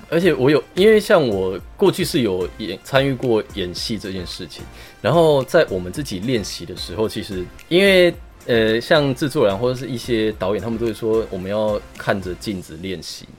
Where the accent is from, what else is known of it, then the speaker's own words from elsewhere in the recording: Taiwan; 我们台湾也有自己的文化